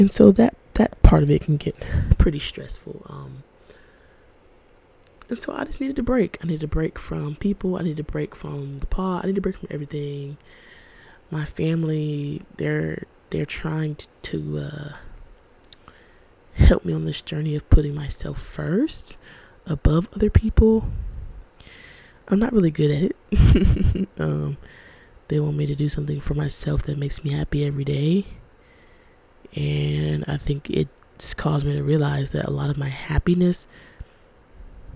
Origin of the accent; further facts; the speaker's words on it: Georgia, United States; I was born and raised in Georgia